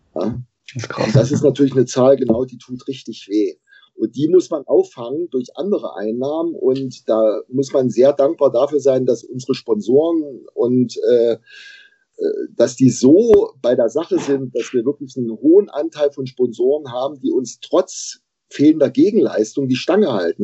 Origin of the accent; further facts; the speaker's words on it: Bautzen, Saxony, Germany; moved away as an adult; also born or lived in Jena; now in Erfurt, Germany; Jahrgang 1968, geboren in Bautzen. Mittlerweile hat es mich äh, erst durchs Studium in Jena und dann beruflich nach Erfurt verschlagen.